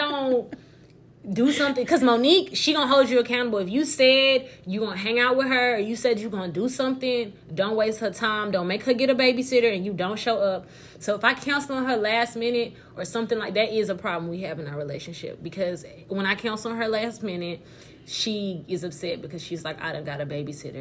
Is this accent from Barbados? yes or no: yes; Barbados; now in Houston, United States; as a Bayesian woman